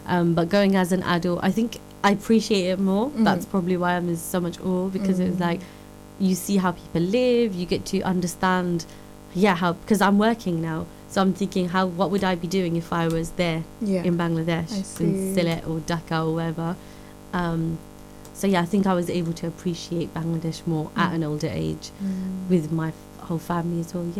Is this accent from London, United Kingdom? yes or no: yes; London, United Kingdom; we're called the Londonese because we're from London or the UK